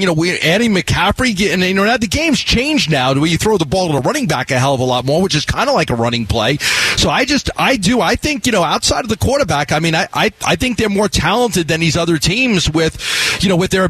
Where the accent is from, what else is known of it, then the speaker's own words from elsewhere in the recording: New York, United States; I grew up in New York